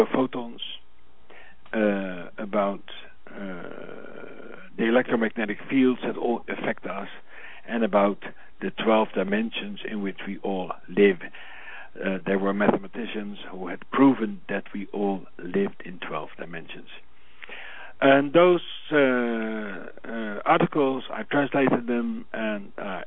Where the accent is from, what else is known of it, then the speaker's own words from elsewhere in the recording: Netherlands; born in the Netherlands on Christmas Day